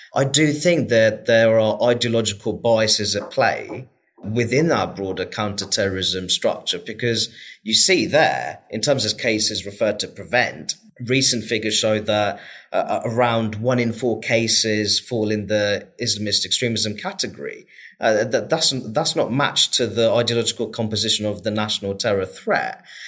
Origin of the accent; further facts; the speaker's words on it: Luton, East of England, United Kingdom; my experience of growing up in Luton and still living in Luton